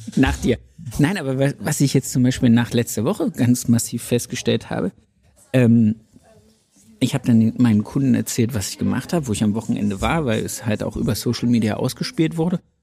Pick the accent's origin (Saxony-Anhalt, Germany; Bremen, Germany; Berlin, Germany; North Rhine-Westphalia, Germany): Bremen, Germany; ich komme aus Bremen